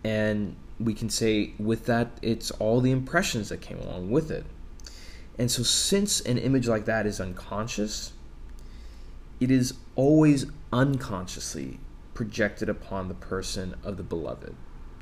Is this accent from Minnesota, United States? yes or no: no; Texas, United States; I was born in Texas